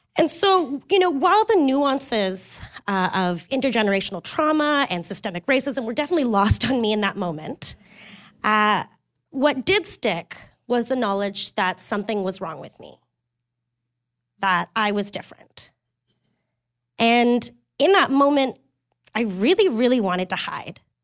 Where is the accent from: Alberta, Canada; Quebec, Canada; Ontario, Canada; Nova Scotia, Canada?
Ontario, Canada; Kingston; I grew up in Kingston, Ontario